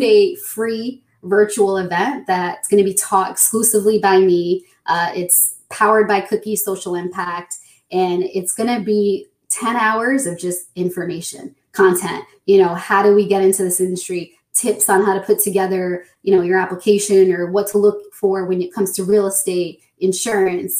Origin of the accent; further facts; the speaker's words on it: New Jersey, United States; Born and raised in New Jersey, and professionally, I'm an attorney